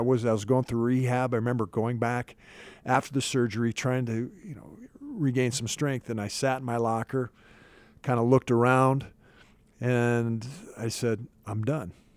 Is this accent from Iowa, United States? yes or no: yes; Iowa, United States; now in Dallas-Fort Worth, United States; grown up on a farm in the east central part of Iowa